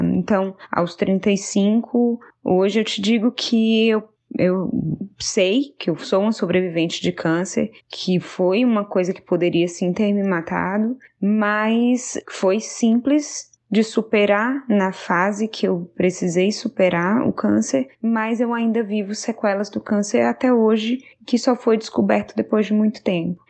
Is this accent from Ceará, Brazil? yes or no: yes; Fortaleza, Ceará, Brazil; now in Atlanta, United States; Eu sou de Fortaleza, mas atualmente moro em Atlanta, nos Estados Unidos